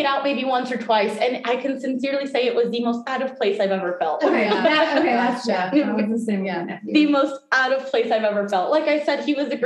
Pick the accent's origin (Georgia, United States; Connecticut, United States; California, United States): California, United States; Live Oak; born or raised there; also born or lived in Mexico; now in Sacramento, United States